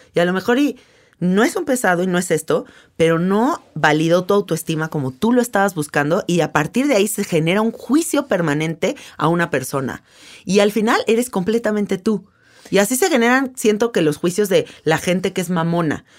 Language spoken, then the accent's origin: Spanish; Mexico; soy mexicana